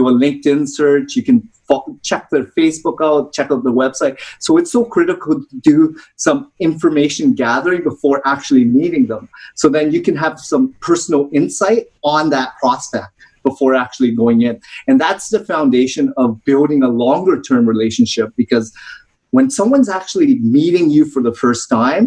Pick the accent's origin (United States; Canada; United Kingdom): Canada; Toronto, Ontario; I grew up in Toronto, Ontario